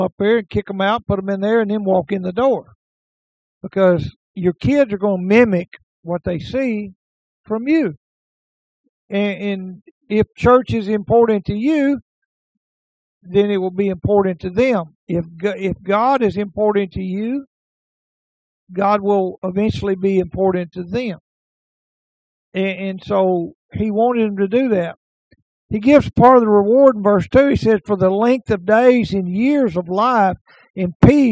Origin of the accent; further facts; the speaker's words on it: Naples and Omaha, Texas, United States; those of us who are born and raised in Naples and Omaha